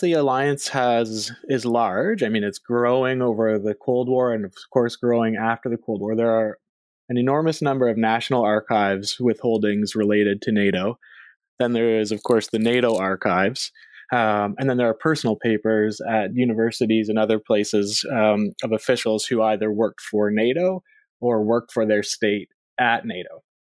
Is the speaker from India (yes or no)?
no; Canada; moved away as an adult; also born or lived in Philadelphia; I am a Canadian by by birth and by background